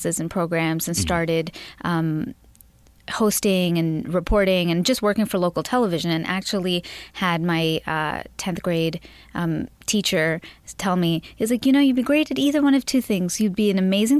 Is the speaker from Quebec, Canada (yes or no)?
no; Toronto, Ontario, Canada; also born or lived in Dubai / Mumbai; I was born in Dubai. I lived in India, Bombay, for a year, mm-hmm. and then moved to Toronto when I was 7